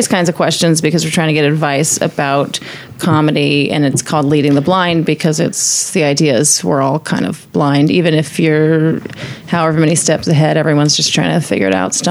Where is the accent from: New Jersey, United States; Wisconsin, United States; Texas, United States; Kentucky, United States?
Texas, United States; Houston; moved away as an adult; also born or lived in Dallas / New York; now in Austin, United States; I'm from Houston. I lived there for 17 years